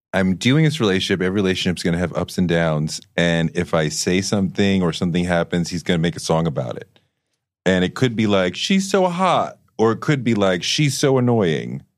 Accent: Boston, Massachusetts, United States; growing up in Boston, going to private school

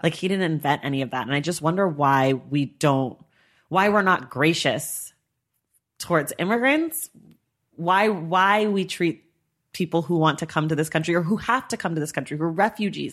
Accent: United States; I was born in America, so I am an American citizen

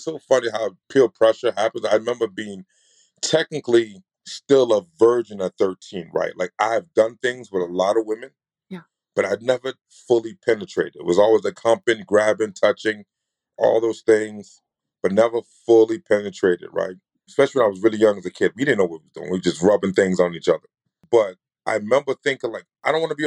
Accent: New York, United States; I'm from New York

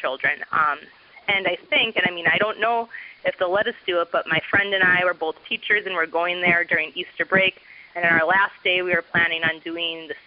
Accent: Alberta, Canada; I'm from Alberta, Canada, so I'm one of your listeners from the north.

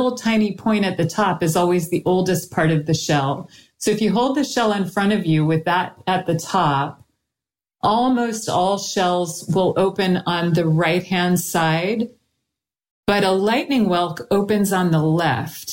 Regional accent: Florida, United States; also born or lived in California; I grew up in Florida and California

